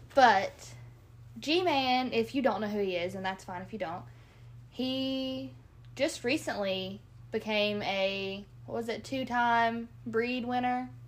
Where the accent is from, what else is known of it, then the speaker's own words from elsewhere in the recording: Kentucky, United States; also born or lived in Southern Ohio; now in Ohio, United States; I'm from Kentucky